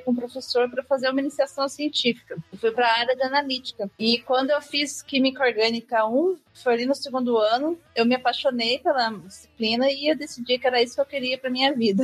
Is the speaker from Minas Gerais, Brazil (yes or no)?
yes; Botelhos, Minas Gerais, Brazil; moved away; eu sou mineira, eu sou de sou do, do sul de Minas, de Botelho, chama cidade, fica perto de Poço de Caldas